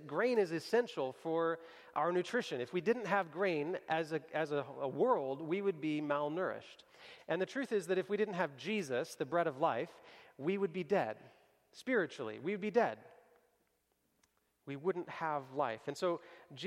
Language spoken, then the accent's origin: English; Kentucky, United States; moved away; I grew up in Kentucky